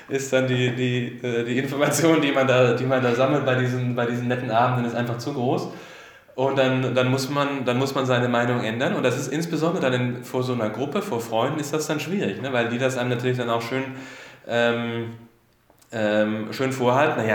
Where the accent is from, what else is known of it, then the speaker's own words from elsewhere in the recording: Swabia, Germany; Ich bin ja auch Schwabe und da passt das alles ganz gut an.